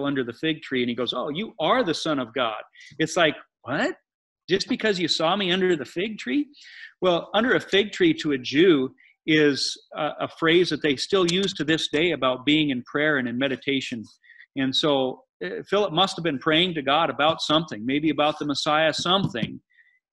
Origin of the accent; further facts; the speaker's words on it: United States; growing up in America